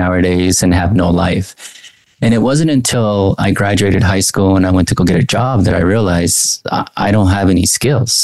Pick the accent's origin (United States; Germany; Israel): United States; Anaheim, California; also born or lived in Mexico; I grew up in Anaheim. I was born in Mexico, came at the age at, I think, age two